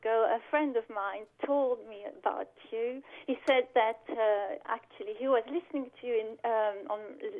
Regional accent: Wallonia, Belgium; I'm from Wallonia.

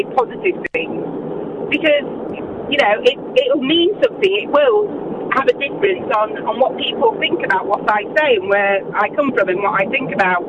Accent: Huddersfield, Yorkshire and the Humber, United Kingdom; moved away; also born or lived in Northampton; I was born in Huddersfield

